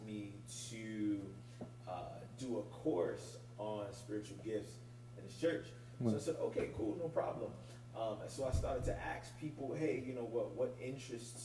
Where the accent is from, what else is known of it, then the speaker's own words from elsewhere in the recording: New York City, New York, United States; born and raised in Brooklyn.